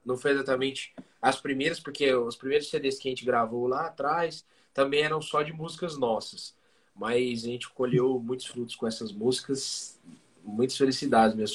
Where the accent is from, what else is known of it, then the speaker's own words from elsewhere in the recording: Pirajuí, São Paulo, Brazil; now in Bauru, Brazil; Hoje a gente mora em Bauru, São Paulo, mas nós uhum. somos de Pirajuí, nascidos e criados estragados